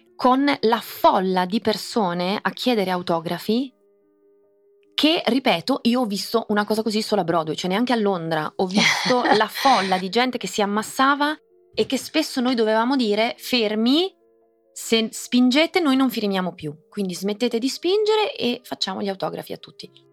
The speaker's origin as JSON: {"language": "Italian", "country": "Italy", "tie": "born or raised there", "also_born_or_lived": "Sydney, Australia", "first_language": "English"}